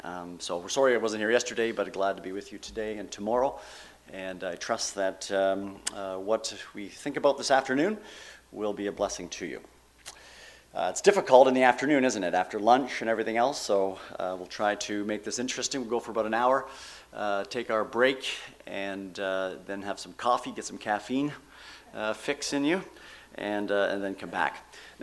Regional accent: Canada; now in United States; When I came down from Canada, it was spelt C-H-I-L-I, and I thought it was North Chile.

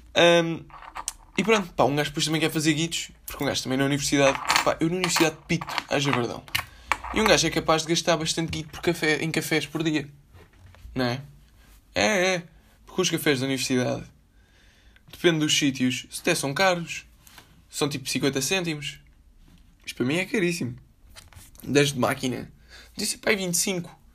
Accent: Lisbon, Portugal; Foi na maternidade Alfredo da Costa

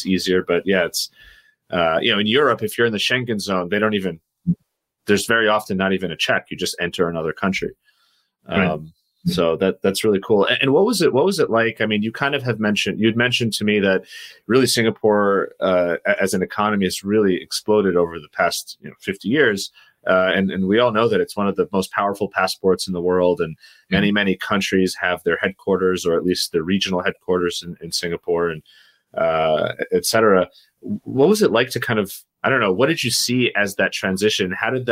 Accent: New York City, New York, United States; growing up in New York City, especially I'm from Queens

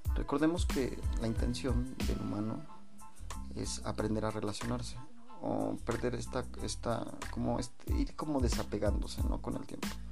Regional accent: Mexico City, Mexico; now in State of Mexico, Mexico; yo soy de la Ciudad de México

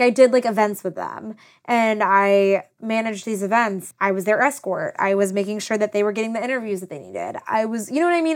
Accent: South Carolina, United States; moved away as an adult; now in Los Angeles, United States; I was from South Carolina. I didn't know anyone. I was a transplant, like everybody else

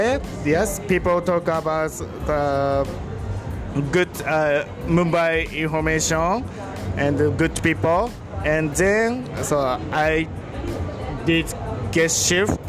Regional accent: Tokyo, Japan; English is a second language; I'm from Tokyo.

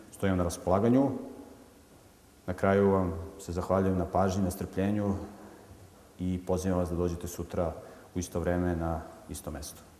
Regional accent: Montenegro; pošto sam poreklom iz Crne Gore, mi se tamo hvalimo da smo hrabri i veliki junaci

